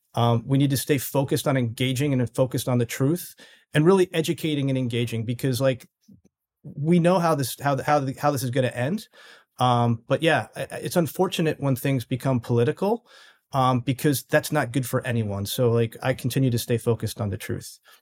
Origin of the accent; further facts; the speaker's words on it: New York City, New York, United States; I'm from the New York City area